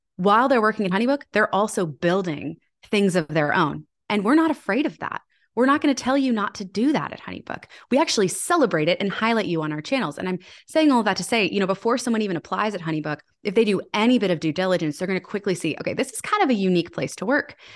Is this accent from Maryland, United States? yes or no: yes; Annapolis, Maryland, United States; my hometown of Annapolis